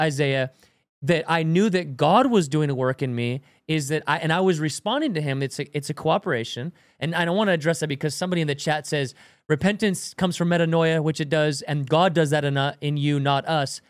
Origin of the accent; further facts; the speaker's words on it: Washington, United States; I grew up in Washington